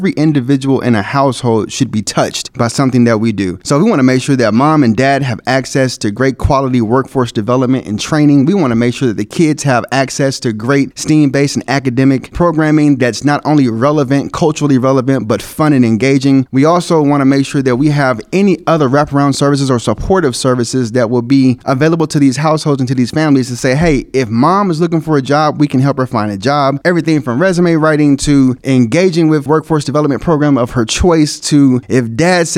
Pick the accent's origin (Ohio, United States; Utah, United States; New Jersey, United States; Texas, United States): Texas, United States; Dallas; moved away as an adult; now in Kansas City, United States; I'm originally from Dallas, Texas, and I moved here to join the team